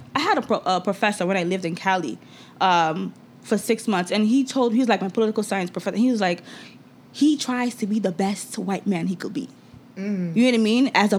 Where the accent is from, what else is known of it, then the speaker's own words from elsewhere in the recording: Nigeria; moved away; for me as a Nigerian who lived in Nigeria